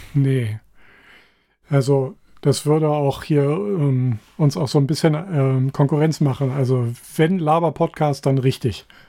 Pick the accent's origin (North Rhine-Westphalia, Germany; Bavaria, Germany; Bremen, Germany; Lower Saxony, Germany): Lower Saxony, Germany; Hanover; als Hannoveraner